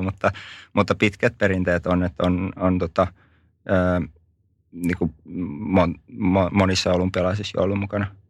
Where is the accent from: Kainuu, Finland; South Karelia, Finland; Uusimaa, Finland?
South Karelia, Finland; Lappeenranta; born or raised there